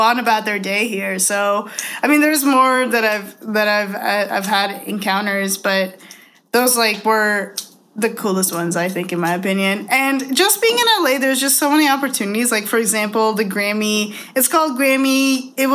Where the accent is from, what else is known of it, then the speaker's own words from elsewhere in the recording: Toronto, Ontario, Canada; I'm from Toronto too.